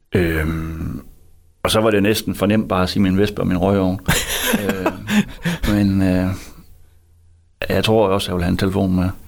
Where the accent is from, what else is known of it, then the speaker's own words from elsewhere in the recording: Hvide Sande, Central Denmark Region, Denmark; also born or lived in Harboøre; Men jeg voksede op i Hvide Sande